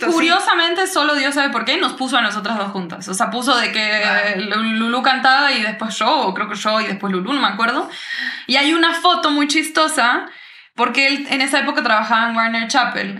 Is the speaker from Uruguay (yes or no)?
yes; Uruguay; also born or lived in Brazil / United States; now in Mexico; yo soy uruguaya, crecí allá, nos fuimos a ir a Brasil por cosas de la vida de mis papás